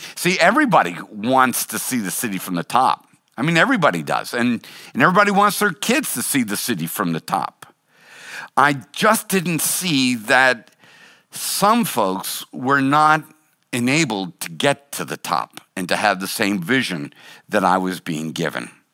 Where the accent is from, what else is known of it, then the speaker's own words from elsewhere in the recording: Boston, Massachusetts, United States; I was born and raised in Boston